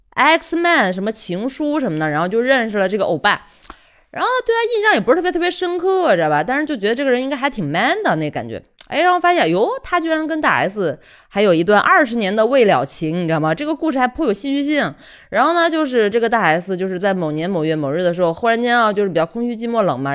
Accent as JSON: {"language": "Chinese", "country": "China", "tie": "born or raised there", "said": "生在心中国、长在红旗下的一枚受保护的妇女"}